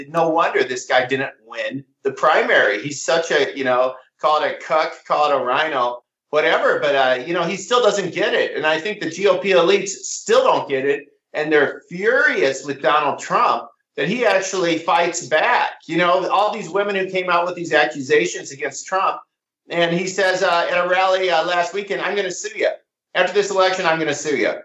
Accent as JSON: {"language": "English", "region": "Iowa", "country": "United States", "tie": "born or raised there", "moved": "as an adult", "lives_now": "St. Louis, United States", "said": "I live in the Midwest. I'm in St. Louis now. I grew up in Iowa."}